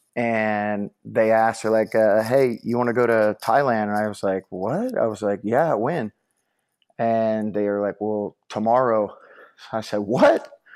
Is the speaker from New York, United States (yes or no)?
no; Corpus Christi area, Texas, United States; moved away as an adult; now in Houston, United States; my hometown where I went to kindergarten all the way through high school